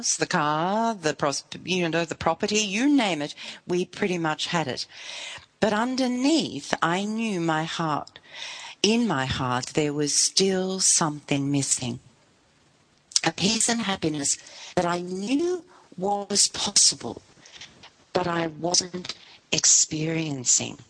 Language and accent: English; Melbourne, Victoria, Australia; moved away as an adult; we come from Melbourne, but for a long time we lived in northern Victoria